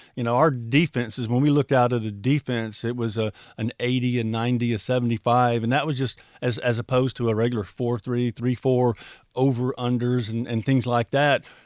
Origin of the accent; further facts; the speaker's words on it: Mobile, Alabama, United States; also born or lived in Birmingham, Alabama; now in Trussville, United States; Mobile, my hometown